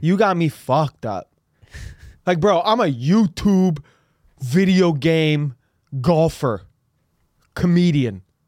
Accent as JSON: {"language": "English", "town": "San Francisco", "region": "California", "country": "United States", "said": "I'm from San Francisco"}